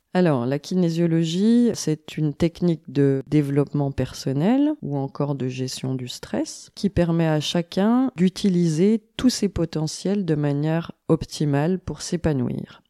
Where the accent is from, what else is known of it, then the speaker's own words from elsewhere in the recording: Besançon, Bourgogne-Franche-Comté, France; J'ai grandi euh, à Besançon, en Franche-Comté